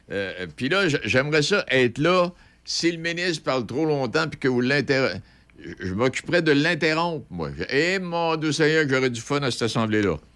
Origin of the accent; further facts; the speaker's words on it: Saint-Alban, Quebec, Canada; je suis de Saint-Alban.